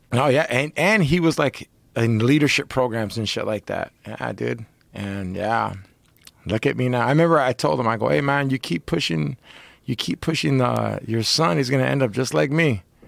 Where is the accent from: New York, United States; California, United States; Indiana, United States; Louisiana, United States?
California, United States; Orange County; I'm fucking from Orange County